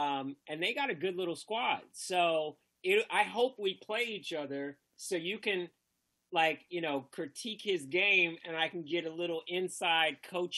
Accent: Northern California, United States; I grew up in Northern Cal

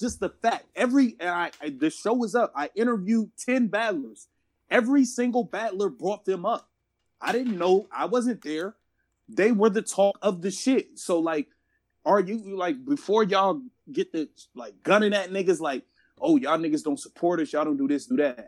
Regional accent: Midwest, United States; I am from the Midwest

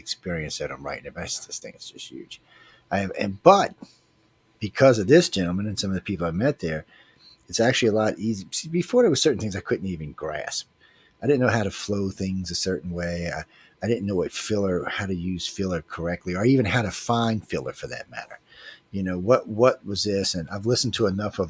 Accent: Louisiana, United States; I'm from Louisiana

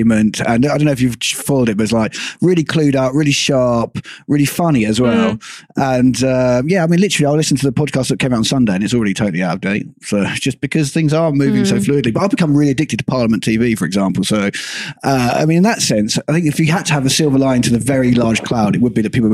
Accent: Suffolk, East of England, United Kingdom; now in Helsinki, Finland; I'm from Suffolk

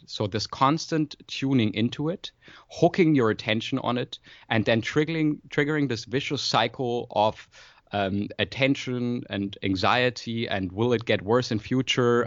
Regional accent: Freiburg, Baden-Württemberg, Germany; moved away as an adult; now in Berlin, Germany; I was actually born in Freiburg in Germany, in the very south, close to Switzerland in France, but, uh, been in Berlin for about, uh, yeah, five years nearly now

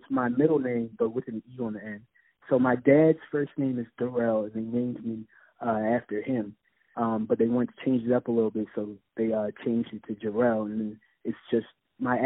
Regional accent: Philadelphia, Pennsylvania, United States; I'm from Philadelphia, born and raised

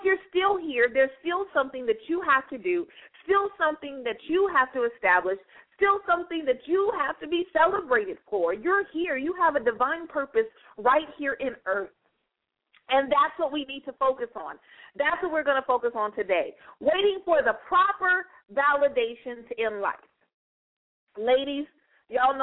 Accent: United States; I'm an American

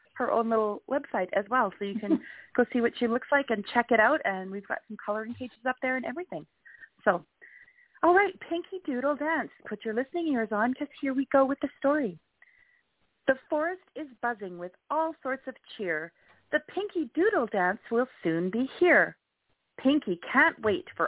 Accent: Canada; I'm Canadian

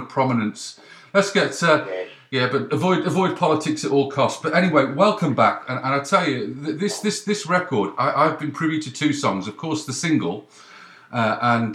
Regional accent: the Northwest, North West England, United Kingdom; I'm from the Northwest

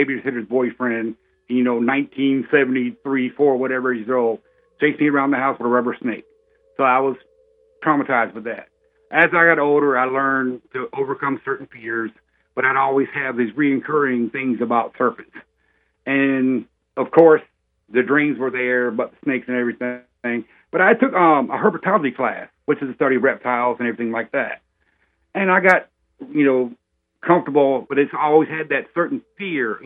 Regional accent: Orlando, Florida, United States; we boys basically born and raised in Orlando, Florida. I'm fourth generation

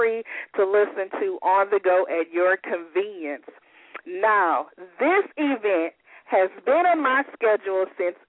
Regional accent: the South, United States; I'm from the South

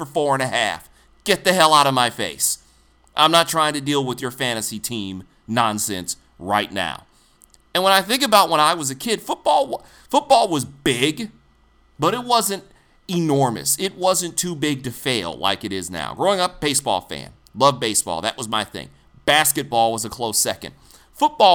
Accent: Detroit, Michigan, United States; I was a little boy growing up in Detroit.

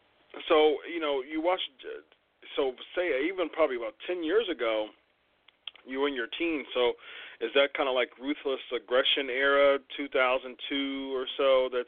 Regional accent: Columbus, Ohio, United States; my hometown, Columbus, Ohio.

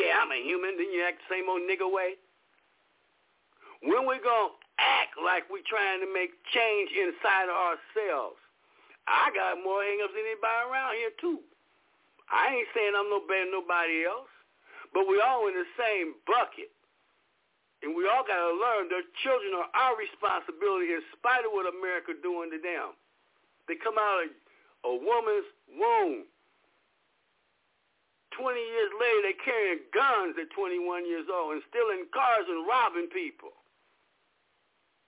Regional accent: Los Angeles, California, United States; I was raised in Los Angeles in South Central L.A.

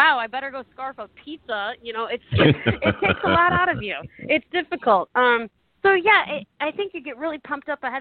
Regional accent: Detroit, Michigan, United States; I'm from Detroit

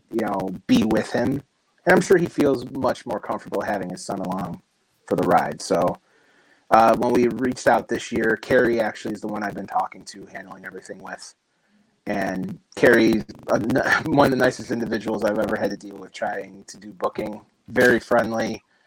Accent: Chicago suburbs, Illinois, United States; born and raised in the Chicago Burbs

